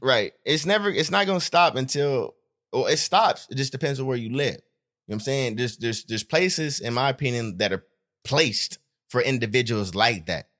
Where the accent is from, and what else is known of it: Stockton, California, United States; also born or lived in Los Angeles, US (summers)